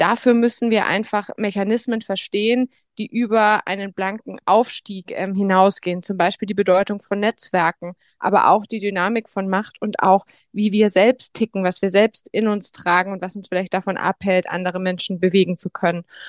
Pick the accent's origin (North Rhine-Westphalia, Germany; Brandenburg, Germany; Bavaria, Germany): Bavaria, Germany; Bamberg; geboren und aufgewachsen in Bamberg in, in Oberfranken